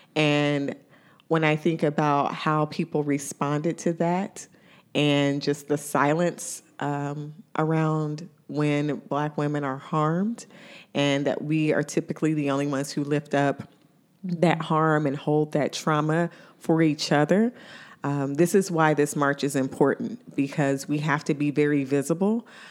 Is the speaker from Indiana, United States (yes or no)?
yes; Indiana, United States; now in Ohio, United States; my hometown in Indiana